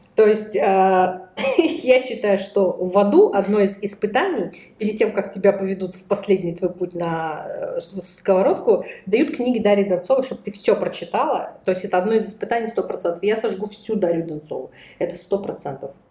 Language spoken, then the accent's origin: Russian; Russia; у нас в России